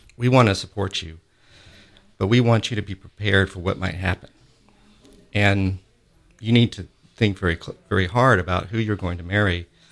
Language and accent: English; Augusta, Georgia, United States; in Augusta, where I grew up in Augusta, Georgia